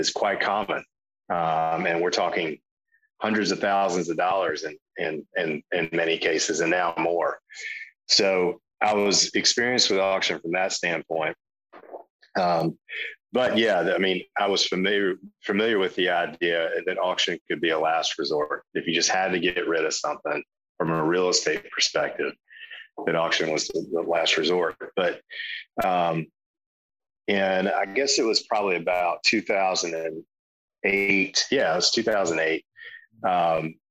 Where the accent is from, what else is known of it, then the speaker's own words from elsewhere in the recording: South Carolina, United States; I'm from South Carolina